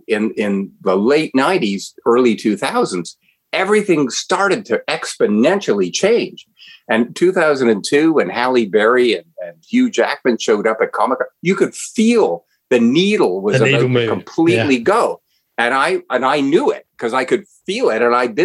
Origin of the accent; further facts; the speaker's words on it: Ottawa, Ontario, Canada; As a 12-year-old boy growing up in Ottawa, Ontario, Canada